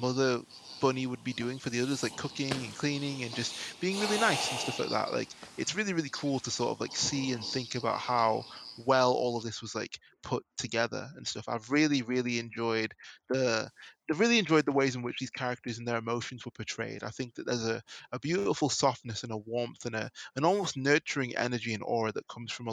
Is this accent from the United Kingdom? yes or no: yes; England, United Kingdom; someone growing up in England